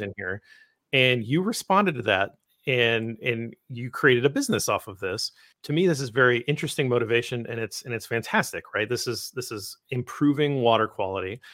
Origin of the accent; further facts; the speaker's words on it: Midwest, United States; I'm from the Midwest